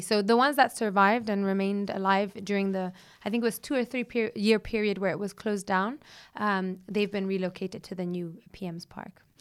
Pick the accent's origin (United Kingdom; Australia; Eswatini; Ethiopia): Ethiopia; My upbringing, my childhood growing up in Ethiopia in the wild